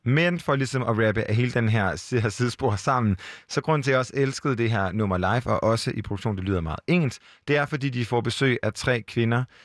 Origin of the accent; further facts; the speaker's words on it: Jutland, Denmark; now in Copenhagen, Denmark; Jeg er også selv fra Jylland, og jeg bor også i Nordvest i København.